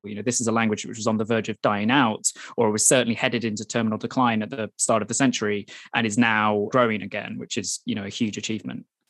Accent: Wales, United Kingdom; now in Hong Kong; I was born and grew up in Wales as, as a Welsh speaker

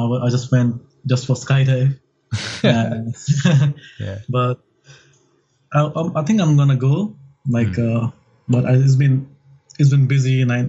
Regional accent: India; moved away; But it's quite different for me because I'm from India.

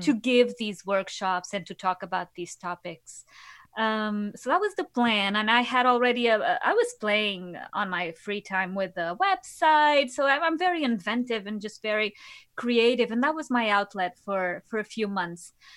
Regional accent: Lisbon, Portugal; moved away as an adult; now in New York City, United States; I'm originally from Lisbon, from Portugal. So, I came here, yeah, seven years ago.

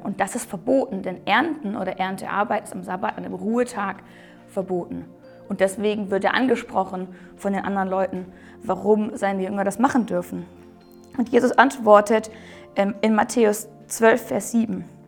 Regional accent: Germany; wir Deutsche

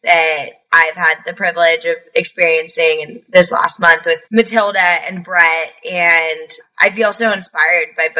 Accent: Alexandria, Virginia, United States; I grew up in Alexandria

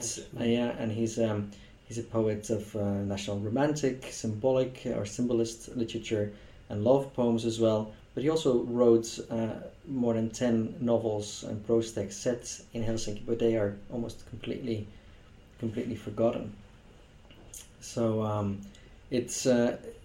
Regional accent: Belgium; first language Dutch; English is a second language; Dutch is my mother tongue, as a Belgian.

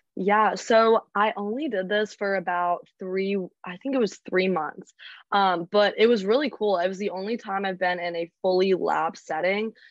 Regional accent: Charlotte, North Carolina, United States; I'm from Charlotte, North Carolina.

